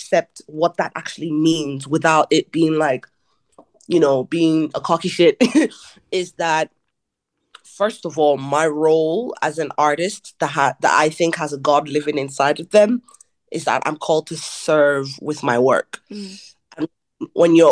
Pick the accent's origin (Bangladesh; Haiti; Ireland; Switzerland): Ireland; growing up in Ireland is that being a Nigerian Irish person